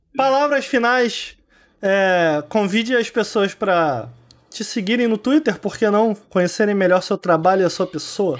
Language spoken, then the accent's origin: Portuguese; Brazil; moved away; lá de Campo Grande, de onde eu vim